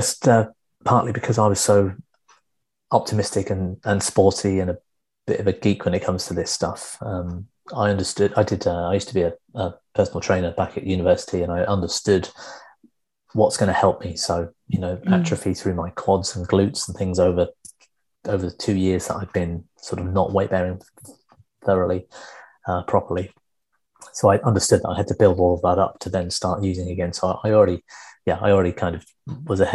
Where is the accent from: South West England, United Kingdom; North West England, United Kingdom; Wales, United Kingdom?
South West England, United Kingdom; Devon; I grew up in Devon